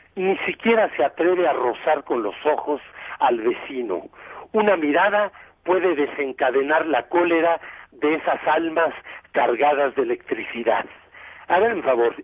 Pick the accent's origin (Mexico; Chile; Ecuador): Mexico